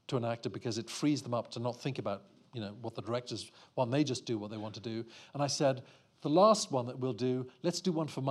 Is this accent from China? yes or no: no; Eswatini; I'm from Swaziland